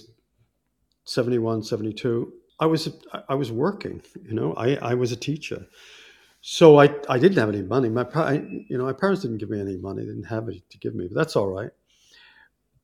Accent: United States; also born or lived in Malawi; as an American

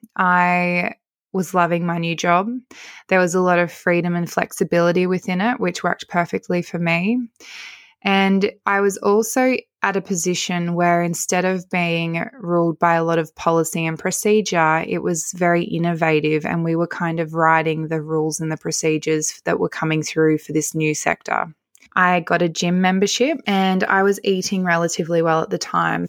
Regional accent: Narromine, New South Wales, Australia; also born or lived in Wollongong / Dubbo; So I'm from Narromine and I made the choice to move back to Dubbo

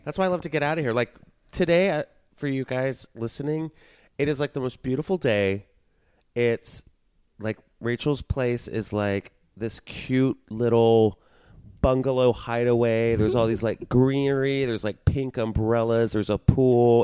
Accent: Texas, United States; moved away; I grew up in Texas

